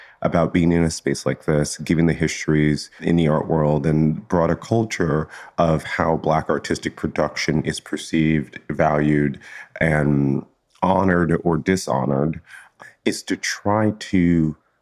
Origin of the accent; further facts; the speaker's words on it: Chicago, Illinois, United States; I grew up in Chicago